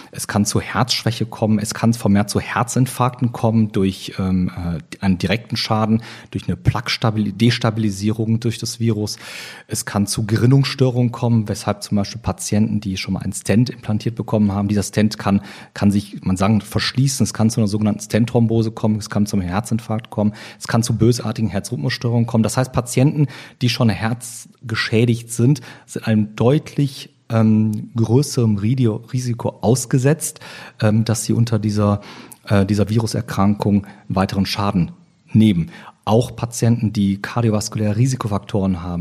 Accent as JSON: {"language": "German", "town": "Oberhausen", "region": "North Rhine-Westphalia", "country": "Germany", "tie": "born or raised there", "also_born_or_lived": "Cologne / Düsseldorf", "said": "bin geboren in Köln, aufgewachsen in Oberhausen, also ein Kind des Ruhrgebietes und in Düsseldorf"}